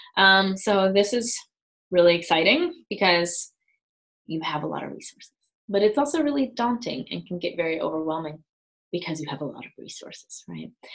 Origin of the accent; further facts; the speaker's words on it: Germany; moved away as an adult; also born or lived in West Coast, United States; now in United States; I'm from Germany